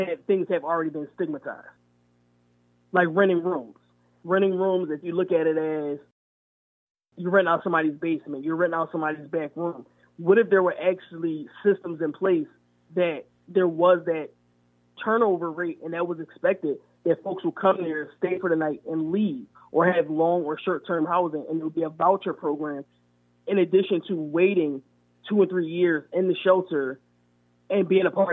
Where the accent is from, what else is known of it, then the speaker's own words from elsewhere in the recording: Philadelphia, Pennsylvania, United States; I was from Mount Airy